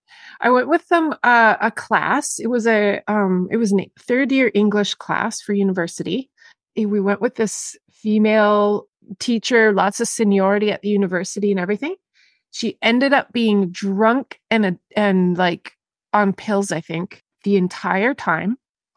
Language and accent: English; Zambia; born there; my trip was so much about revisiting, because I was born in Zambia.